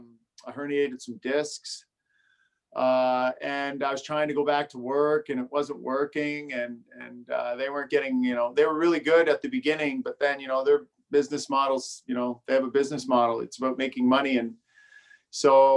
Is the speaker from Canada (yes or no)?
yes; Brockville, Ontario, Canada; moved down here to Brockville, where we are now, when I was about six. And I grew up here